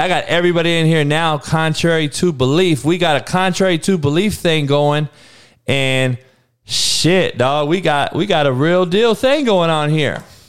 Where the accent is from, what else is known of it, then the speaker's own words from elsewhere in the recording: Compton, California, United States; growing up in Compton